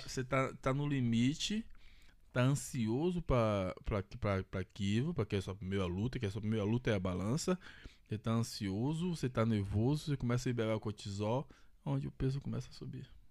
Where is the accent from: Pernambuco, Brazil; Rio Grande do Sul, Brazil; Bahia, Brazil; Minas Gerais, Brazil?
Bahia, Brazil; now in São Paulo, Brazil; sou baiano